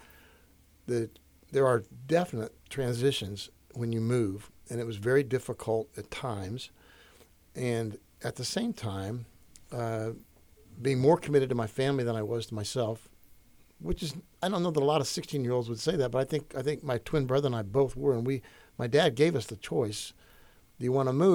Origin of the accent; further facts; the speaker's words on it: Yorktown, Indiana, United States; I'm from Indiana. I'm from all around Indiana